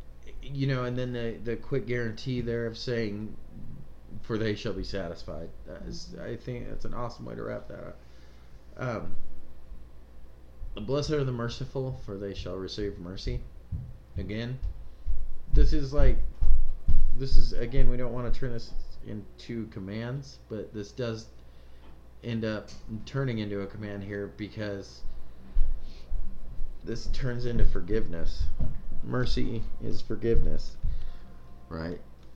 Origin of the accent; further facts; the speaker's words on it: United States; being American Christians like we are